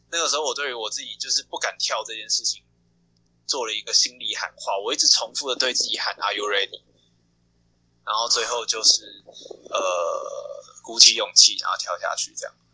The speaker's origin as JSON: {"language": "Chinese", "country": "Taiwan", "tie": "born or raised there", "also_born_or_lived": "Xindian", "said": "我是台北人台北人台湾的台北人。从小就在台北生活，从小就在台北出，就在台北生活，都没有离开对，对，对哦，从，也，也不算，就是从小是从，呃，戏子长大，就是我是台北人，但我在戏子长大，然后嗯一直到国小六年级，五年级，五年级才到 新店，然后就一直在台北生活这样子"}